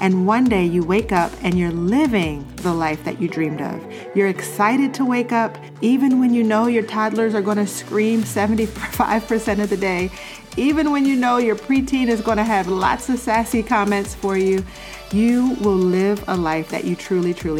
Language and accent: English; Baltimore, Maryland, United States; I grew up in Baltimore City, so I was made fun of a lot for the way I say